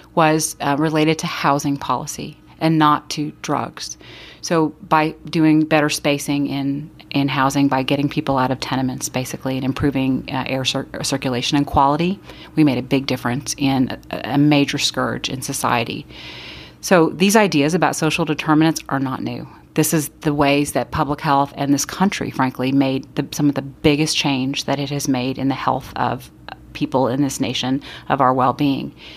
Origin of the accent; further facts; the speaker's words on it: Austin, Texas, United States; I grew up in Austin, and I grew up in a poor neighborhood there